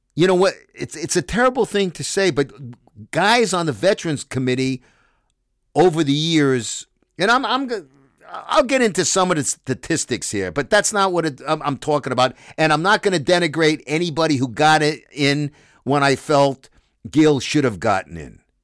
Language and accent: English; Brooklyn, New York, United States; I'm a kid growing up in Brooklyn